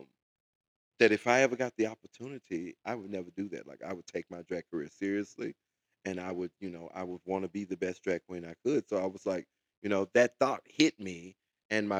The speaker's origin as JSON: {"language": "English", "town": "Memphis", "region": "Tennessee", "country": "United States", "moved": "yes", "said": "I'm from Memphis, Tennessee, originally"}